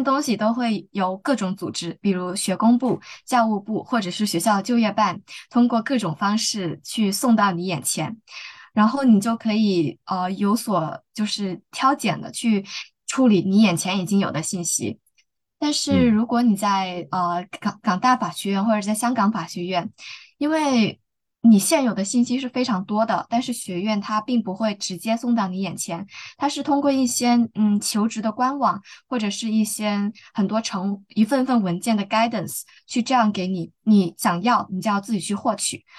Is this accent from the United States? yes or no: no; Guangdong, China; moved away as an adult; also born or lived in Beijing; now in Hong Kong; 我本身就是在广东长大的，尽管我在北京进行了两年多的学习